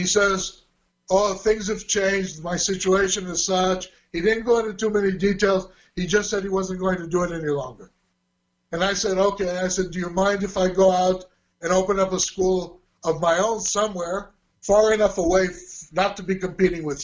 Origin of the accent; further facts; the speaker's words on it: Israel; moved away as an adult; also born or lived in Hollywood, California / Burbank, California / Netherlands; having been raised and growing up in Los Angeles, Southern California, in Israel